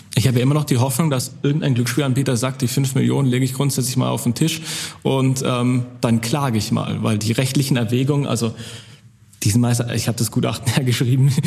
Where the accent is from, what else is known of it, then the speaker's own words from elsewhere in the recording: Swabia, Baden-Württemberg, Germany; ich komme aus dem Schwabeländle